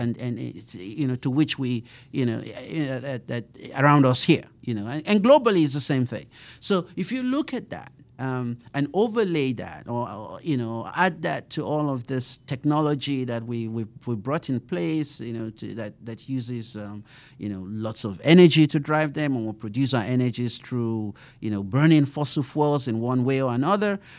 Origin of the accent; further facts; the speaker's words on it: Nigeria; moved away as an adult; also born or lived in Colorado / Sioux Falls, South Dakota; now in Kansas City, United States; I grew up in Nigeria